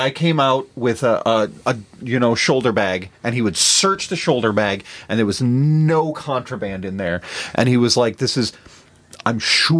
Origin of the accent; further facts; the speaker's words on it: South Dakota, United States; Growing up in South Dakota